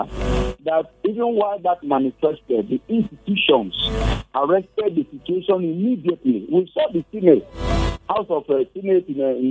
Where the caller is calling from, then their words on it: Jos, Plateau, Nigeria; I'm calling you from Jos